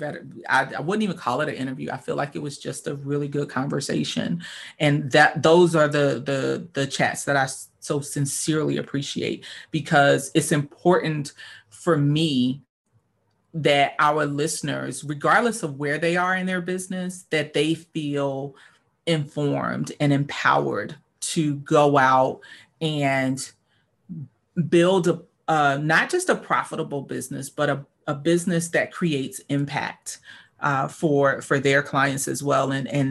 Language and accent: English; Northeast, United States; Now, we're from the East Coast, from the Northeast